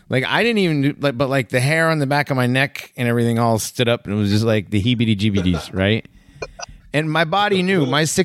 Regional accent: Hartford, Connecticut, United States; moved away; also born or lived in Greenville, South Carolina; growing up in Hartford and Greenville, South Carolina, and like going to mostly black schools

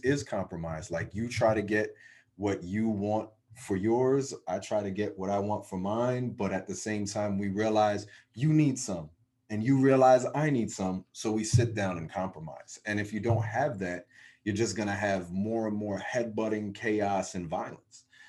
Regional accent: New Jersey, United States; my home state of New Jersey

